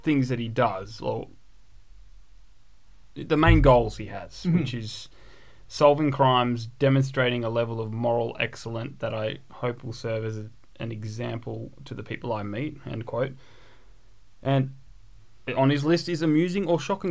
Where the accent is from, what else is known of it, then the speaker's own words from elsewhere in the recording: Australia; we're Australian